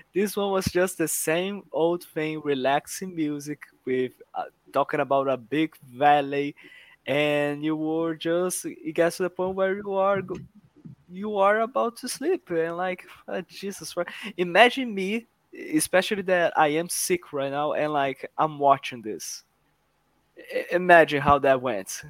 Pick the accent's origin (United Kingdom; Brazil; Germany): Brazil; I am from Brazil